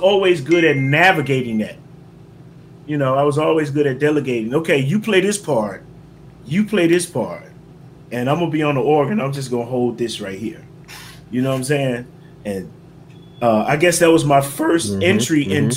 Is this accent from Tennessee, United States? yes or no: yes; Memphis, Tennessee, United States; moved away; also born or lived in Atlanta, Georgia; I'm originally from Memphis, Tennessee. Partially raised in Atlanta, Georgia.